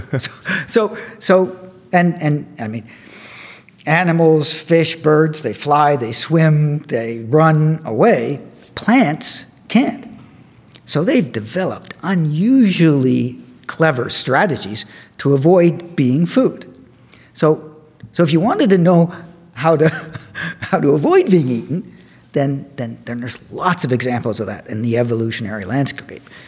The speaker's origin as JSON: {"language": "English", "country": "Canada", "also_born_or_lived": "Cornell University, New York", "moved": "as an adult", "lives_now": "Davis, United States", "said": "I'm Canadian"}